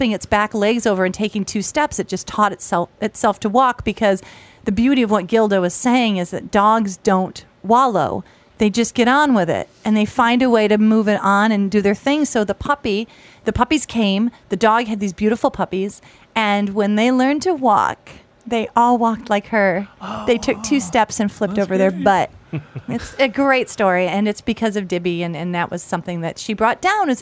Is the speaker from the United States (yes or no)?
yes; Jamestown, New York, United States; now in Los Angeles, United States; my hometown of Jamestown, New York